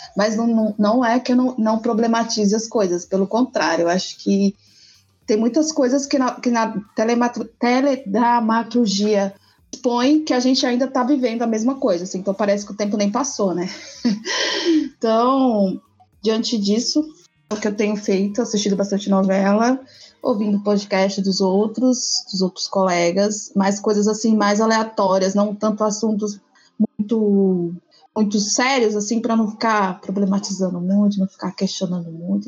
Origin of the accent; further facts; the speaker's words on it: Bahia, Brazil; now in São Paulo, Brazil; eu sou baiana, natural de uma cidade chamada Satridias, que fica uns 450 quilômetros ao norte de Salvador. Mas atualmente eu resido em Sampa